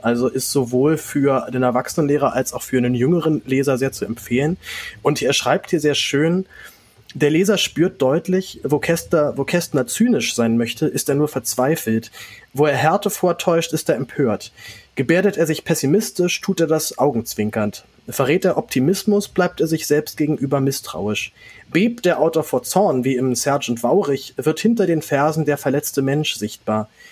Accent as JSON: {"language": "German", "region": "Berlin", "country": "Germany", "tie": "born or raised there", "said": "dass ich in Berlin geboren bin"}